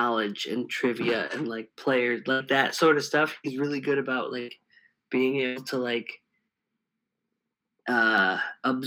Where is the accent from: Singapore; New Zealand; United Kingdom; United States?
United States; East Coast; I'm from the East Coast